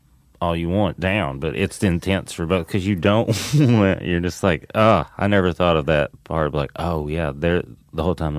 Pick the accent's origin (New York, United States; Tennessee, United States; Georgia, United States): Tennessee, United States; also born or lived in Seattle; Tennessee. But I did time in Seattle, and literally. Mm-hmm. And then... And then I've lived here for a while.